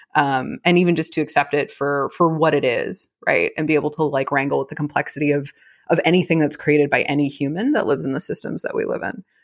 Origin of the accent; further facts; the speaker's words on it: California, United States; moved away; also born or lived in Texas; I'm from California